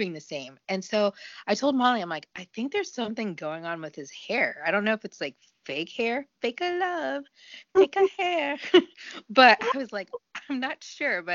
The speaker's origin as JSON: {"language": "English", "country": "United States", "said": "being an American"}